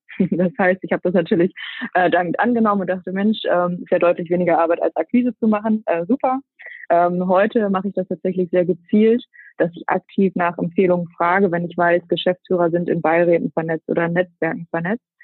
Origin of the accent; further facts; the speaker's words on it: Münster area, Lower Saxony, Germany; also born or lived in Netherlands / Rhine-Ruhr; Bin aber als, äh, gebürtige Münsteranerin, die so ein bisschen an der holländischen Grenze groß geworden ist, ähm, dann der Liebe wegen wieder zurück